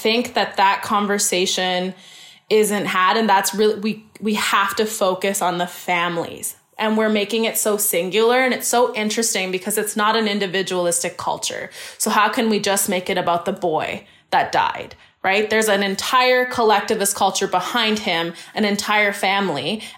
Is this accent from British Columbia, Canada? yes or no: yes; Surrey, British Columbia, Canada; And even me, I'm born and raised in Canada, in Surrey.